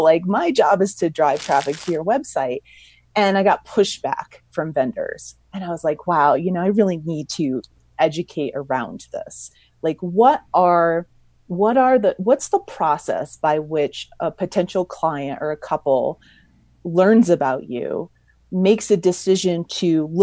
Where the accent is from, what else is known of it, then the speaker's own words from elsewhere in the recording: Mammoth Lakes, California, United States; my hometown of Mammoth Lakes, California